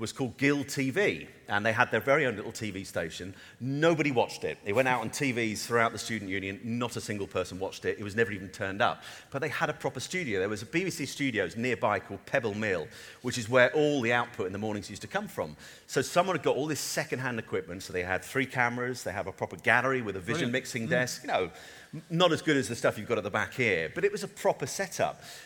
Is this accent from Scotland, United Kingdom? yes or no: no; Norfolk, East of England, United Kingdom; moved away; also born or lived in Norwich / Cromer / Grimston / Surrey; I grew up a Norfolk boy. I was born in Norwich.